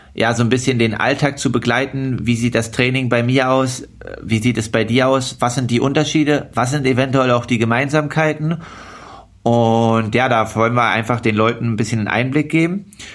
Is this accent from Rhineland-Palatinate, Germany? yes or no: no; Altmark, Saxony-Anhalt, Germany; now in Leipzig, Germany; Bin Profi-Triathlet aus Leipzig, komme gebürtig aus der Altmark.